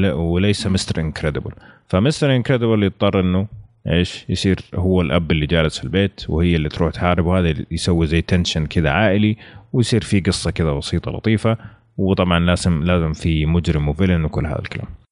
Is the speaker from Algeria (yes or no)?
no; Saudi Arabia; وموجود عندنا في السعوديه